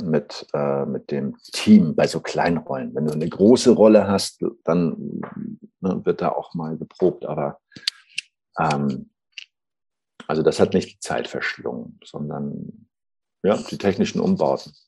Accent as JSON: {"language": "German", "region": "Schleswig-Holstein", "country": "Germany", "also_born_or_lived": "Saxony", "moved": "yes", "said": "ich bin ja ähm, aus Norddeutsch, Schleswig-Holstein eigentlich"}